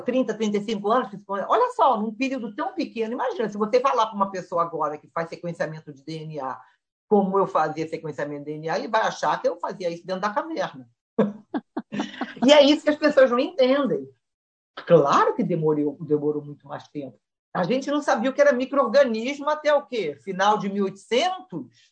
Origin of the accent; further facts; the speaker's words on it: Brazil; moved away; crescendo no Brasil